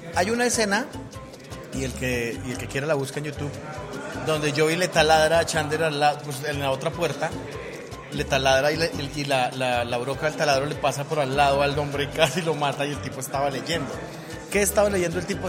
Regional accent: Colombia; Soy un mal colombiano

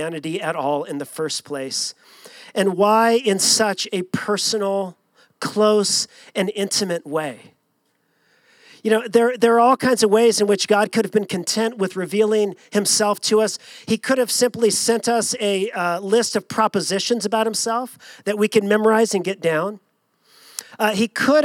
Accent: Long Beach, California, United States; growing up in Southern California, born and raised in Long Beach

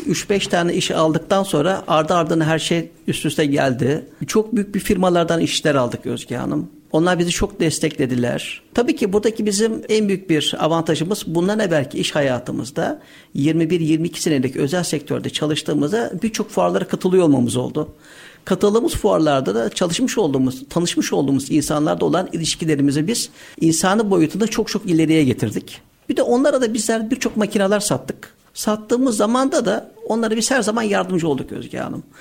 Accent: Istanbul, Turkey; 16.01.1976 İstanbul doğumluyuz.

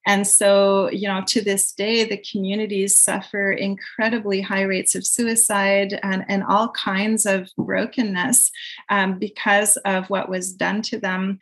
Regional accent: Quebec, Canada; I'm from Quebec, but my my roots are entirely from France.

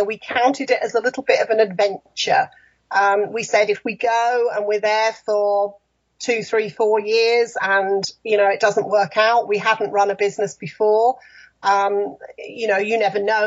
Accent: near Liverpool, North West England, United Kingdom; moved away as an adult; also born or lived in London area / Windsor / Fareham; now in Lakeland, United States; I was born just outside London, but moved to the north, close to Liverpool, when I was fairly young. So I kind of think of myself more as a northerner.

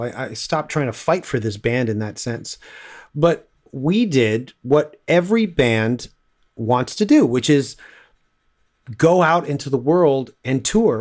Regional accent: Toronto, Ontario, Canada; also born or lived in Scarborough; I grew up in Willowdale and then moved to Scarborough

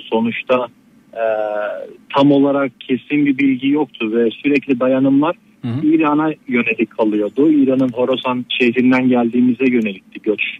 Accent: Elbistan, Kahramanmaraş, Turkey; geri kalanı da Türkiye'de yaşadığım, doğduğum e, ve büyüdüğüm şehir Elbistan olduğu e, ortaya çıktı.

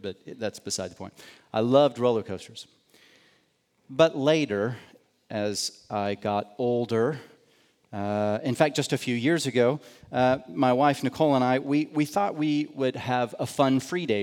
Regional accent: United States; I grew up outside of Kansas City

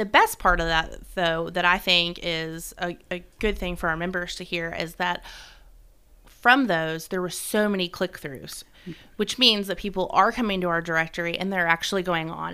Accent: South Florida, United States; now in Gallatin, United States; I'm from South Florida

